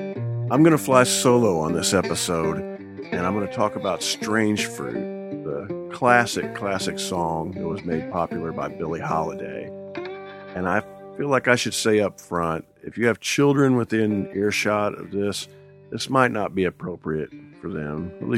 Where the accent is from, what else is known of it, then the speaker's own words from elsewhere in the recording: Midwest, United States; Now, I'm a Midwesterner. I grew up in the Midwest, and we would get 8 inches of snow